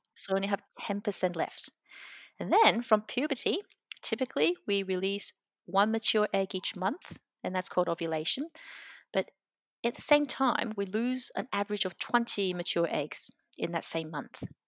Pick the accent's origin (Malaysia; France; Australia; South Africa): Australia; Brisbane, Queensland; moved away as an adult; now in Melbourne, Australia; I grew up in Brisbane